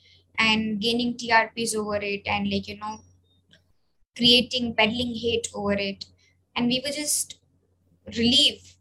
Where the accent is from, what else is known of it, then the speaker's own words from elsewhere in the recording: India; that sense of community within ourselves as Indian Muslims